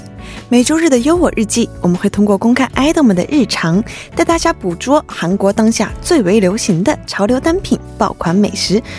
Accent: China; 我身为一个中国人，

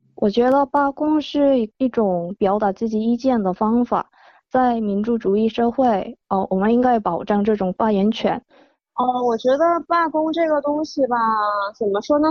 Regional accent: South Korea; Chinese is a second language; 二零零九年来的到韩国的

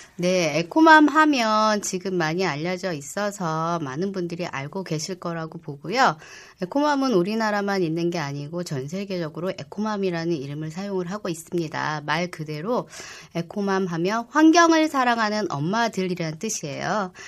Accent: Seoul, South Korea; 제가 은평구에서 태어났어요. 음. 예, 그래서 40년 이상 은평구에서 태어났고 내 지역에서

